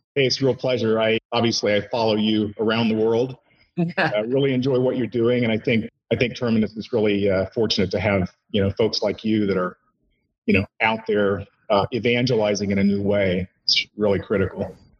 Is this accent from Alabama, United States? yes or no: no; Indiana, United States; moved away as an adult; also born or lived in Bay Area, California; came back to my uh, my my home state, Indiana.